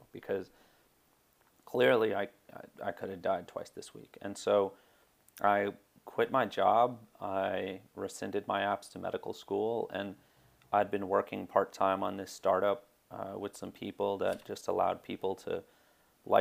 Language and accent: English; United States; a Pakistani American Muslim